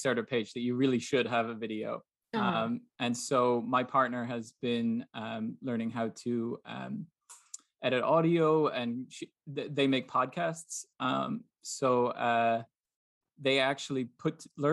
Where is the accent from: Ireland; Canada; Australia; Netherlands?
Ireland; moved away as an adult; now in Baltimore, United States; I'm from Ireland originally.